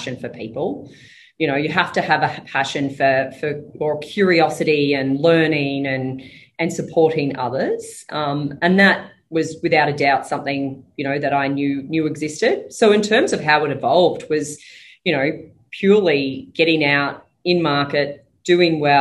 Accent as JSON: {"language": "English", "town": "Toowoomba", "region": "Queensland", "country": "Australia", "tie": "born or raised there", "also_born_or_lived": "Brisbane", "said": "I grew up in Toowoomba"}